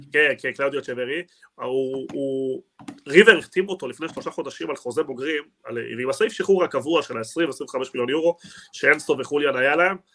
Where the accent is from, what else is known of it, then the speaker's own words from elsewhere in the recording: Argentina; moved away; אני בתור ארגנטינאי